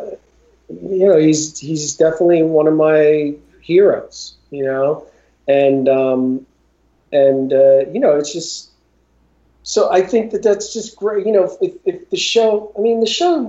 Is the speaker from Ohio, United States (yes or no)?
yes; Northeast Ohio, United States; when I was in school in Northeast Ohio